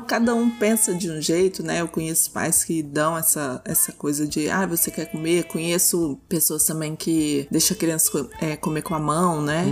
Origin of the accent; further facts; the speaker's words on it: Minas Gerais, Brazil; eu sou de Minas